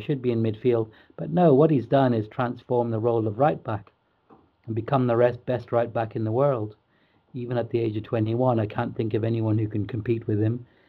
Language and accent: English; Liverpool, North West England, United Kingdom; And that's the type of thing, as a Scouser, as a local lad, you can get too wound up.